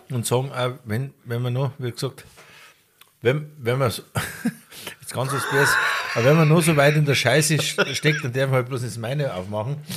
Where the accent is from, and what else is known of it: Garmisch-Partenkirchen, Bavaria, Germany